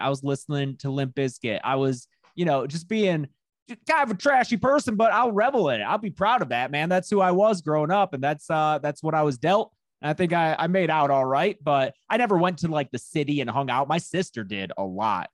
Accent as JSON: {"language": "English", "town": "Lincoln Park", "region": "Michigan", "country": "United States", "tie": "born or raised there", "said": "I'm from Lincoln Park, is where I lived"}